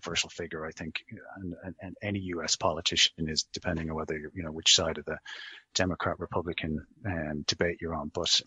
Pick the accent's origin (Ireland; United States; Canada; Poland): Ireland; Dublin, Leinster; I grew up in a very well-heeled area of Dublin, Rathgar.